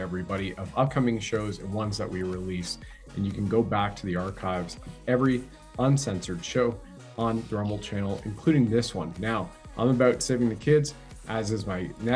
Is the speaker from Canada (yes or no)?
yes; Canada; I've served my country at the federal level as a Canadian infantry soldier.